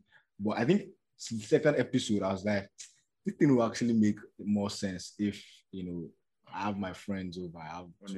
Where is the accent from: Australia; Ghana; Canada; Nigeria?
Nigeria; as a Nigerian, and I live in Nigeria